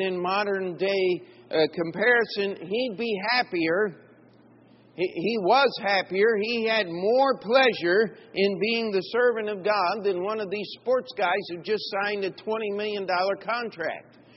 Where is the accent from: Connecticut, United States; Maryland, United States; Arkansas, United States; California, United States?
Maryland, United States; Baltimore; I'm from Baltimore